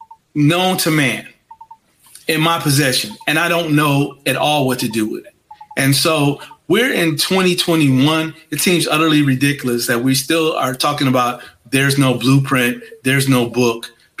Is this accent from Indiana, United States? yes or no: yes; Gary, Indiana, United States; moved away; I'm from Gary.